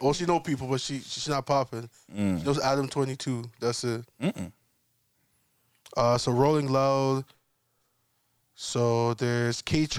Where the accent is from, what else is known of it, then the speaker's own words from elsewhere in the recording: London, United Kingdom; I'm from London. I like to go and shop at the mall, shop at the store.